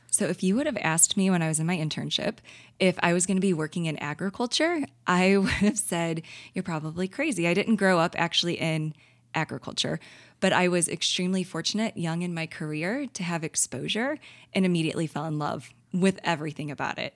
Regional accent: St. Louis, Missouri, United States; living, born and raised in Saint Louis

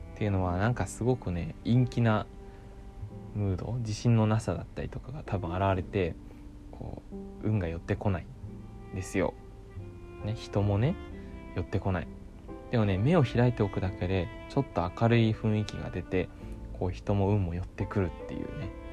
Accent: Ōki, Fukuoka, Japan; 僕ね、福岡県の大木町っていう小さなね、町の出身なんです

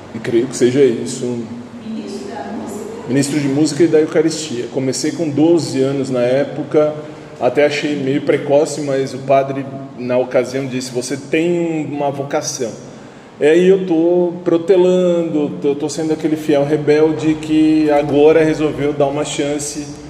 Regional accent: São Paulo, Brazil; Eu sou aqui de São Paulo mesmo

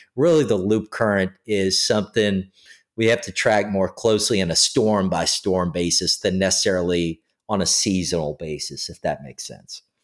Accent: New Orleans, Louisiana, United States; also born or lived in Metairie; now in Baton Rouge, United States; growing up in the New Orleans area

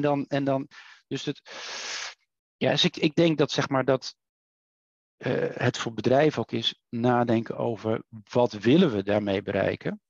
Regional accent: Netherlands; wij als Nederlanders

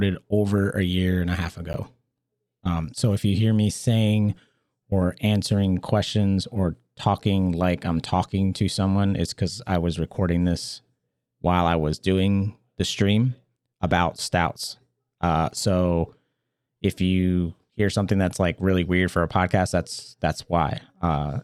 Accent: Maryland, United States; born or raised there

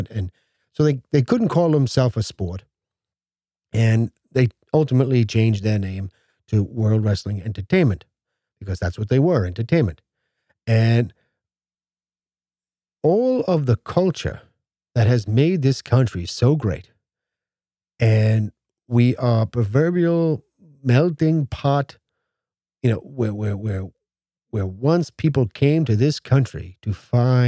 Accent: United States; as an American

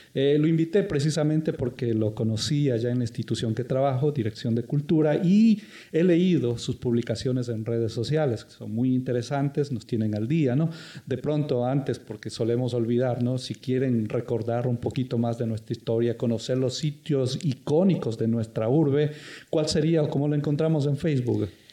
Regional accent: Guayaquil, Guayas, Ecuador; la gente nuestra, como guayaquileños

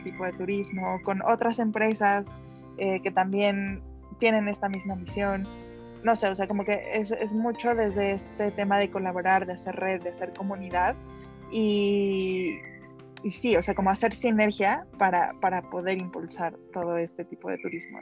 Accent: Mexico; soy orgullosamente mexicana

